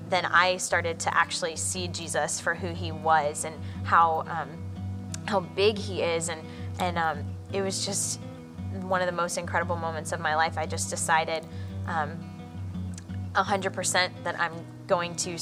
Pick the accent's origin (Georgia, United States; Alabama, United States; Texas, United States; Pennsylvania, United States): Georgia, United States; So I grew up in Georgia. I lived there practically all my life